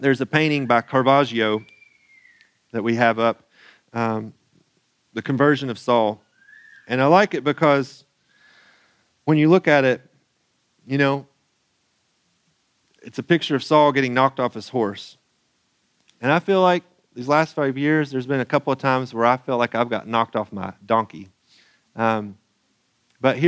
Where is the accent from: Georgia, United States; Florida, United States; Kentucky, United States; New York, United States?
Kentucky, United States; Central Eastern; moved away; also born or lived in France; I come from Central Eastern Kentucky. We have a different accent.